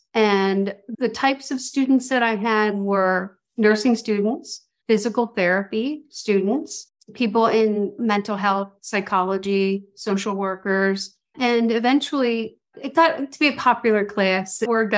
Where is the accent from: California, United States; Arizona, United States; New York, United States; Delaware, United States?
Delaware, United States; Wilmington; also born or lived in South Jersey; Well, I am originally from Wilmington, Delaware, and I moved away to South Jersey for 35 years and then recently moved back.